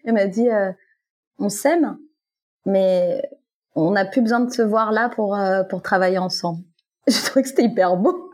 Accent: Guadeloupe; moved away as an adult; now in Fréjus, France; je viens de Guadeloupe. Voilà, et ça fait à peu près six ans maintenant que j'habite à Fréjus dans, dans, le sud de la France

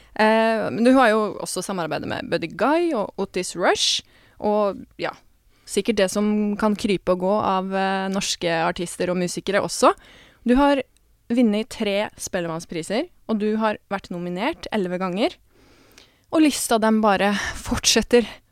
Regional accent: Porsgrunn, Telemark, Norway; now in Oslo, Norway

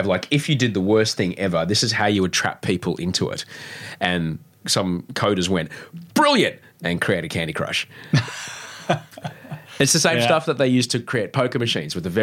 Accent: Brisbane, Queensland, Australia; I grew up in Brisbane too, which is a cow town

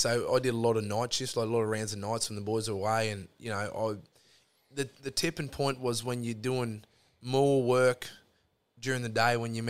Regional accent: Charleville, Queensland, Australia; moved away; also born or lived in Rockhampton, Queensland; growing up in Charleville and then going to school in Rocky and then getting the job in the mines

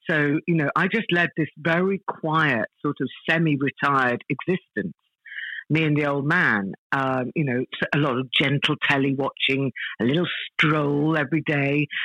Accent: Malaysia; born there; uh, yeah, I was born in Malaya. Uh, it was it was Malaya back then, but it's Malaysia now because um, my dad was in the army.

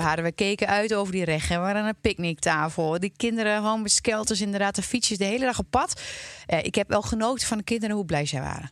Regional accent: Twente, Overijssel, Netherlands; now in Loosdrecht, Netherlands; Ik kom uit Twente

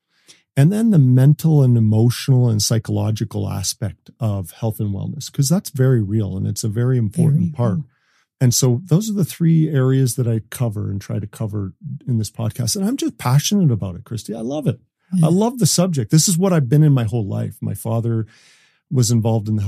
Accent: Canada; I'm Canadian. we're born with skates

